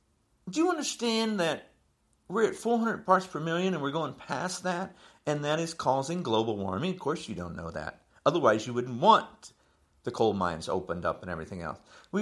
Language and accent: English; Illinois, United States; also born or lived in New Jersey; I'm from Illinois. There's wind turbines up. I'm from New Jersey, too.